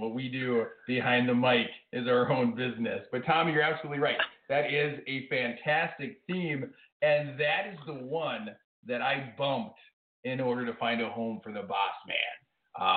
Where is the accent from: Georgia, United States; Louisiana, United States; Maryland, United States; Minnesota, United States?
Minnesota, United States; I'm from Minnesota, way up north